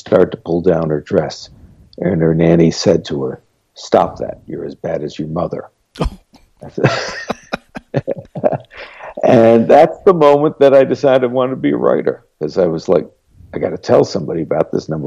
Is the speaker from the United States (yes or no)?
yes; New York City, New York, United States; I grew up in New York City in the 60s and the 70s